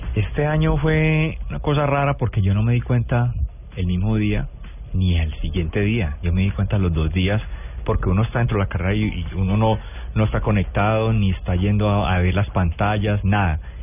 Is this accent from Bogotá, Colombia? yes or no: no; Toro, Valle del Cauca, Colombia; also born or lived in La Victoria, Valle del Cauca; now in Pereira, Colombia; Yo soy nacido en la Victoria Valle, criado en Toro Valle, pero hace 20 años eh, vivo en Pereira